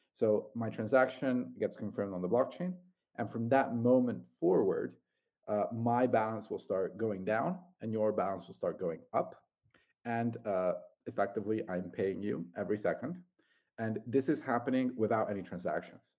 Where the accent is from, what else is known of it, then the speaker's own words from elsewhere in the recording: Italy; moved away as an adult; I'm uh, originally Italian